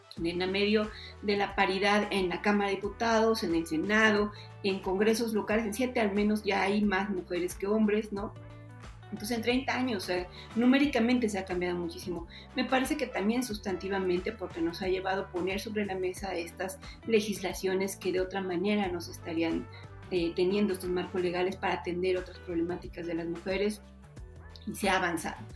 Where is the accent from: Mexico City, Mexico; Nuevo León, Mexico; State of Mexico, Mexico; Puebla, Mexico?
Puebla, Mexico; En Puebla, de donde yo soy originaria